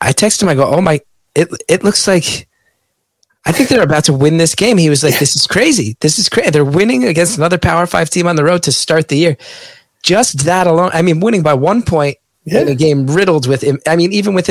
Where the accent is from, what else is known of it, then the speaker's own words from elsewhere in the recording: West Orange, New Jersey, United States; I grew up in West Orange, born in 1980